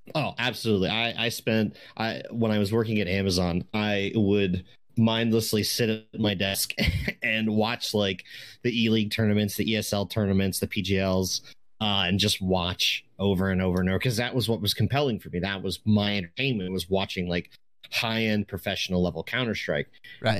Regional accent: East Coast, United States; now in Washington, United States; I grew up on the East Coast

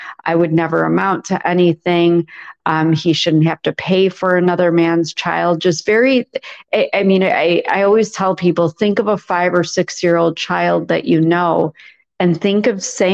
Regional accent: a suburb north of Chicago, Illinois, United States; he lived in a suburb north of Chicago. So we ended up moving in with him, and that's where I grew up

